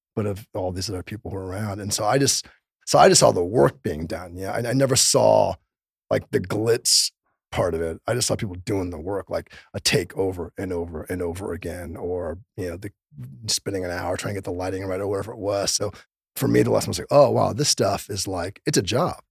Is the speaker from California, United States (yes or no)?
yes; Los Angeles, California, United States; born or raised there